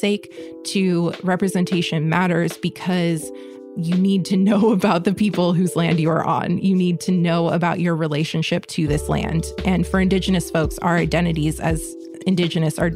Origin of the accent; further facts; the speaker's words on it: San Diego, California, United States; moved away as an adult; I grew up in San Diego, which is Kumeyaay homelands